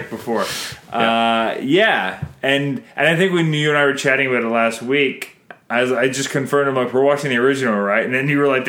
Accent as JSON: {"language": "English", "country": "Canada"}